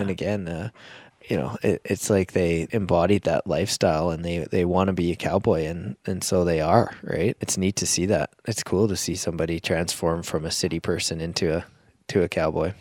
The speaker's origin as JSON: {"language": "English", "town": "Medicine Hat", "region": "Alberta", "country": "Canada", "tie": "born or raised there", "moved": "as an adult", "said": "was on that committee down there until I moved away from Medicine Hat"}